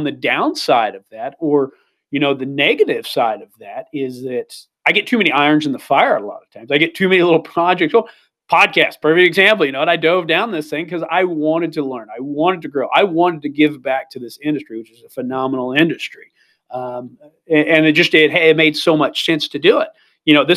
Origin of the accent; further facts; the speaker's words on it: Missouri, United States; moved away as an adult; also born or lived in Idaho; I'm from Missouri